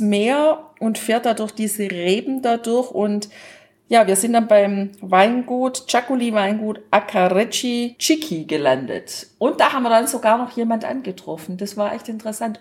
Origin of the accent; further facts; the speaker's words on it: Germany; bei uns in Deutschland